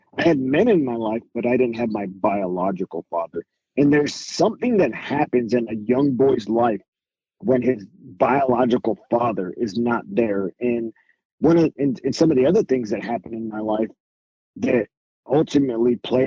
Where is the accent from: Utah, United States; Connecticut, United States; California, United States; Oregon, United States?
California, United States; Whittier; moved away as an adult; I grew up in Whittier, California. So that's originally where I'm from.